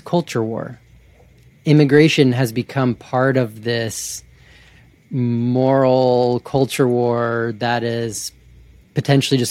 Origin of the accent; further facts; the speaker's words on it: Georgia, United States; also born or lived in Montana / Alaska; now in Canada; I grew up in Georgia, lived in Montana, Alaska, and then I, about 8-10 years ago, I transferred universities to Canada, so I graduated here, and I've been here since.